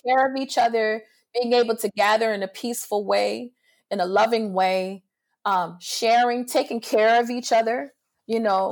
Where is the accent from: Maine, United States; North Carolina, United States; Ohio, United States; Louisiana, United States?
Louisiana, United States; New Orleans; also born or lived in Picayune, Mississippi; I grew up in New Orleans, but I was born in, um, Picayune, Mississippi.